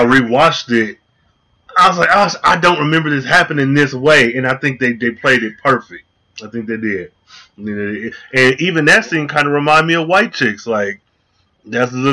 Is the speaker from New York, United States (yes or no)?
no; Michigan, United States; I grew up in Michigan